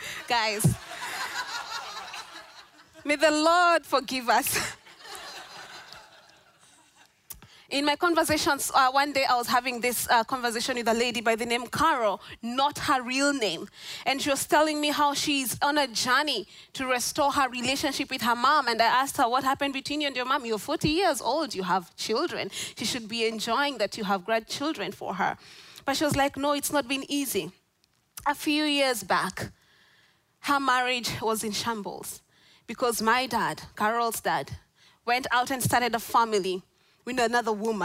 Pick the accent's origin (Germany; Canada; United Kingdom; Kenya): Kenya; moved away as an adult; now in Orlando, United States; I'm not from Orlando, I'm from Kenya.